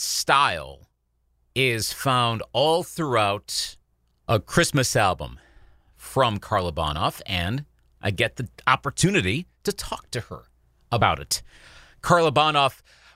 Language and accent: English; Eau Claire, Wisconsin, United States; In Eau Claire, Wisconsin, my hometown